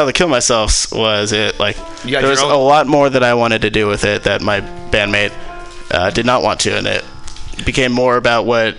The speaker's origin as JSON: {"language": "English", "town": "San Jose", "region": "California", "country": "United States", "tie": "born there", "said": "was born in San Jose."}